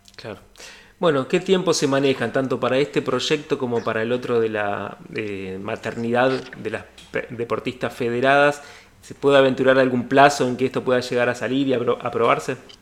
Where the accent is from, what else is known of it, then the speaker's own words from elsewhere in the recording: Argentina; Los argentinos y argentinas